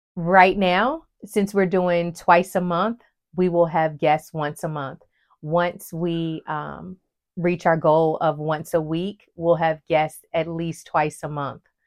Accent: West Virginia, United States; moved away as an adult; now in North Carolina, United States; I grew up in West Virginia

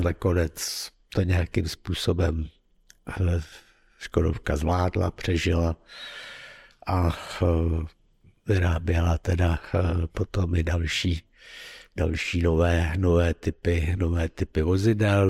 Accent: Prague, Czechia; moved away as an adult; also born or lived in Ostrov; jsem původně z Prahy

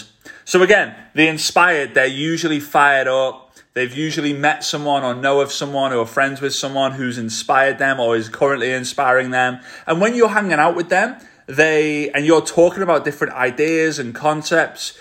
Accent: Liverpool, North West England, United Kingdom; accent: Scouse; they haven't grown up in Liverpool like I did

